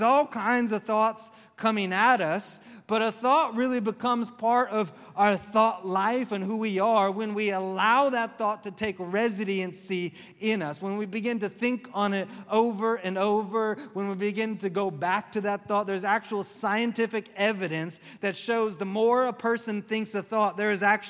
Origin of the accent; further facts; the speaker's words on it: the South, United States; I'm from the South, and that's just said with all my southernness.